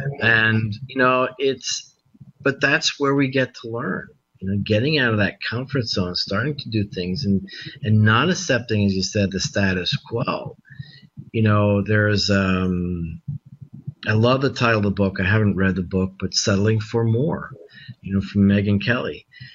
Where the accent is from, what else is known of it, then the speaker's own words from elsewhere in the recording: Mexico; moved away; you know, in parks that, you know, were endless, you know, when I was growing up in Mexico.